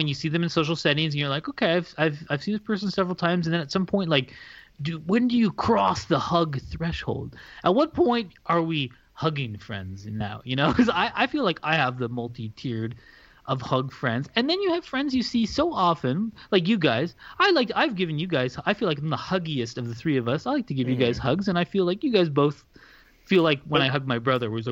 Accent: Canada; well, look, I'm Canadian.

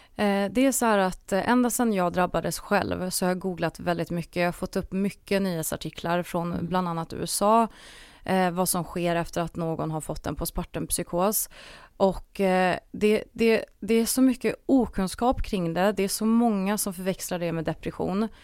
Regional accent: Croatia; now in Sweden; jag är ju född i Kroatien

